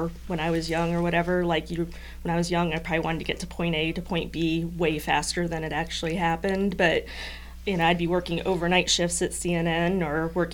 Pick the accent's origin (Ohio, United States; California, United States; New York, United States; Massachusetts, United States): Ohio, United States; I'm from Ohio.